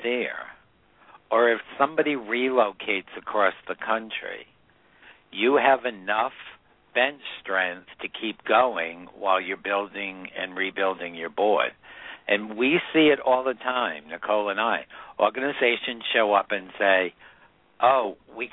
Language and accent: English; New England, United States; I grew up in New England